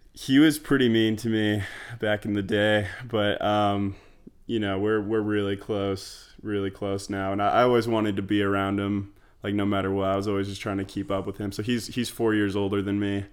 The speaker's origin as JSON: {"language": "English", "town": "Sandy", "region": "Utah", "country": "United States", "tie": "born or raised there", "moved": "as an adult", "said": "grew up in Sandy, Utah"}